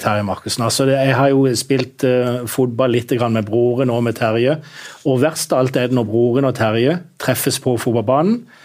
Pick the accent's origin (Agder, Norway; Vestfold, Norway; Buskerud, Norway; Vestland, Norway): Agder, Norway; Kristiansand; som kristiansander